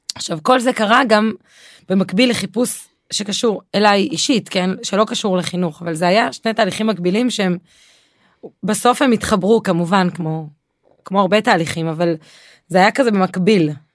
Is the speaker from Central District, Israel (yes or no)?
yes; Be'erot Yitzhak, Central District, Israel; now in Kibbutz Alonim, Israel; אני גרה בקיבוץ אלונים, אבל לא גדלתי בקיבוץ אלונים, גדלתי בקיבוץ, אה, דתי, קיבוץ בראות יצחק